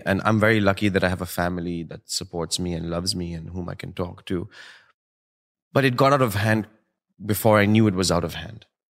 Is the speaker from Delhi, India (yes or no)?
yes; New Delhi, Delhi, India; born or raised there; moved away as an adult; now in United States